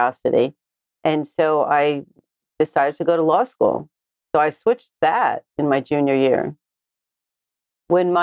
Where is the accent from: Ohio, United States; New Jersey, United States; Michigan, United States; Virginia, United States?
New Jersey, United States; I was born and raised in New Jersey